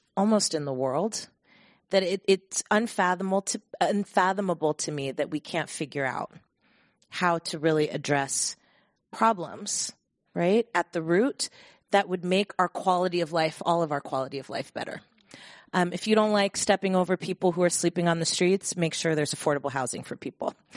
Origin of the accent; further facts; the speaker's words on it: Bay Area, California, United States; born and raised in the Bay Area